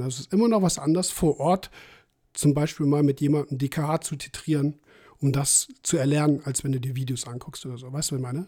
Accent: Saarpfalz, Saarland, Germany; das ist mein Heimatverein, weil es halt aus der Ecke kommt, wo ich herkomme.

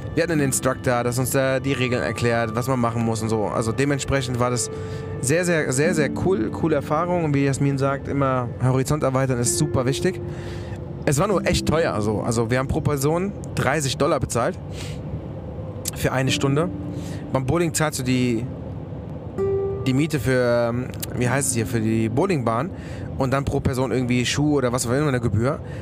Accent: Germany; dann haben wir Germany gesagt

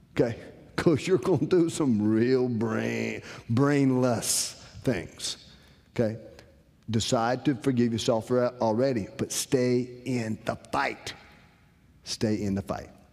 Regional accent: Rocky Mount, North Carolina, United States; I'm from Rocky Mountain, North Carolina.

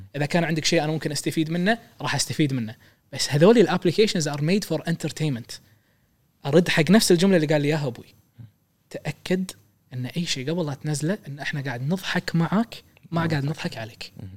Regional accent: Kuwait; احنا عندنا بالكويت

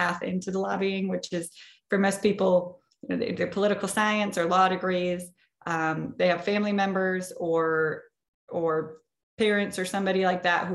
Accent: Marshall, Minnesota, United States; I grew up in rural southwest Minnesota, a town called Marshall

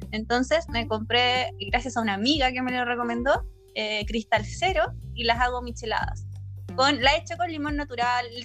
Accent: Concón, Valparaíso, Chile; conozco N gente que le he dicho que soy de Concon y ellos dicen, ah, yo también, soy de Bosque. Bosque de Montemar, que yo te digo que es donde te digo que es como el lugar como más piola

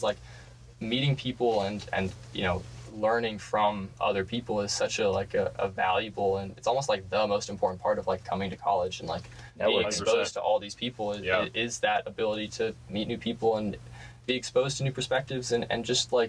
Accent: San Francisco, California, United States; moved away as an adult; I'm from San Francisco.

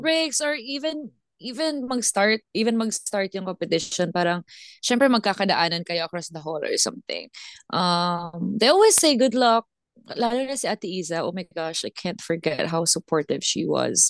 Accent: Visayas, Philippines; accent: Bisaya; Tagalog is a second language; moved away; Ako hindi ako nagtatagalog kasi Bisaya ako

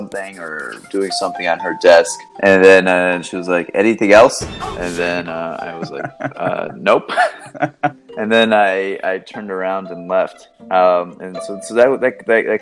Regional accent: Sebring, Florida, United States; moved away as an adult; also born or lived in North Carolina / Miami / Pennsylvania; I came from Florida. I grew up in Central Florida, a small town called Sebring

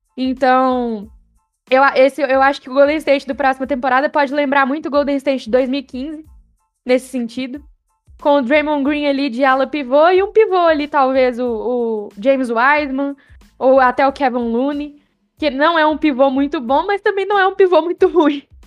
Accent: Brazil; sou brasileiro

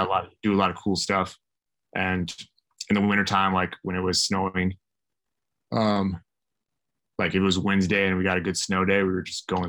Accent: Idaho, United States; I grew up in Idaho.

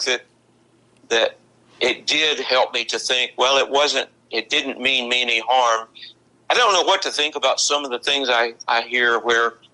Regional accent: Marion, Virginia, United States; I used to tell people when I was at Tech, they'd ask me, where are you from? And they thought of Marion as the state hospital area

